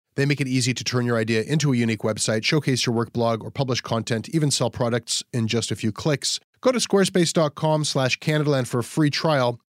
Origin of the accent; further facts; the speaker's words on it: Canada; I'm a Canadian who's known to some Americans in the media